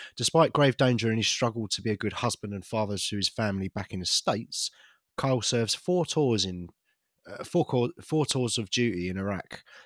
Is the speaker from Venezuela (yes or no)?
no; United Kingdom; I'm British.